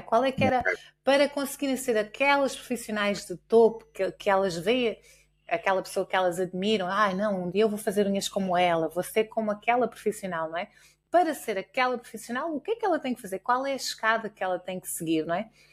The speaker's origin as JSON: {"language": "Portuguese", "country": "Portugal", "said": "nós enquanto portugueses"}